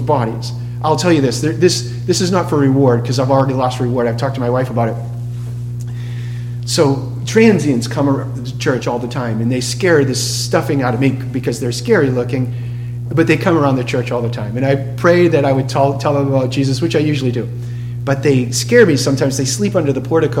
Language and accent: English; Boston, Massachusetts, United States; moved away; I'm from Boston